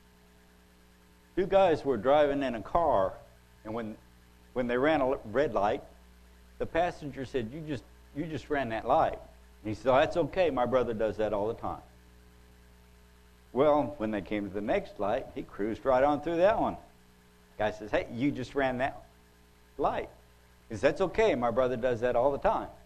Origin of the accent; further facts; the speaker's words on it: Oklahoma, United States; I'm from Oklahoma